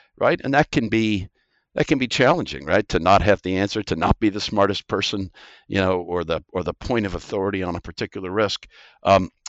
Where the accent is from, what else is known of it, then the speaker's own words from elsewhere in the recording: Midwest, United States; moved away as an adult; also born or lived in East Coast, United States / Singapore; now in Australia; Growing up in the Midwest